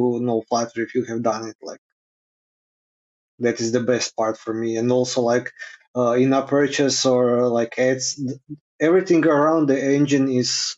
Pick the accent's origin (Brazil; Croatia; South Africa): Croatia; Krapina, Krapina-Zagorje County; Krapina, my hometown in Zagorje